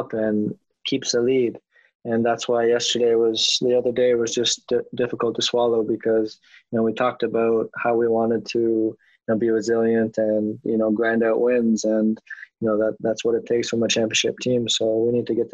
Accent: Toronto, Ontario, Canada; I'm from Toronto

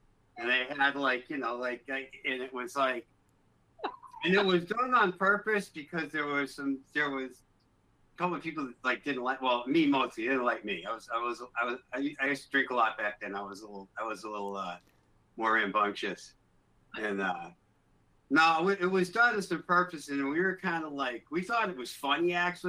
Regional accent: Newport, Rhode Island, United States; also born or lived in Middletown, United States; Newport when I was little, then I lived out in Middletown, which is kind of like the next town over. It's an island. It's like a little island with three towns on it.

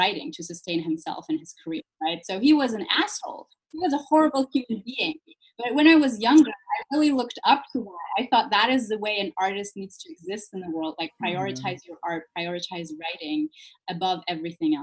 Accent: Germany; I was born and raised in Germany

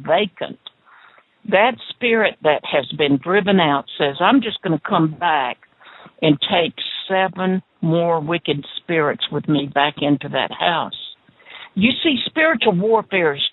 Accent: the South, United States; I was born in the South

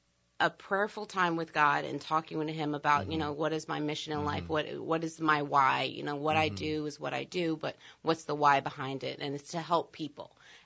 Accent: New Orleans, Louisiana, United States; I'm from New Orleans. I know I don't have the traditional New Orleans accent for our New Orleans listeners. From here, grew up here, went to school away in D.C., back for grad school.

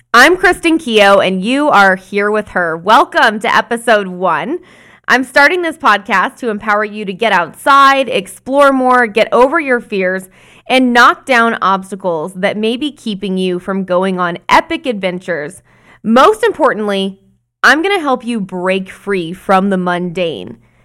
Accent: Arizona, United States; When I was growing up in Arizona

